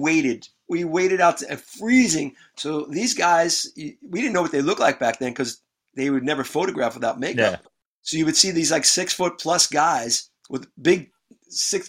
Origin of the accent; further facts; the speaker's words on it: New York City, New York, United States; I'm a New Yorker. I lived in the Bronx, New York, grew up and born and raised in the Bronx, New York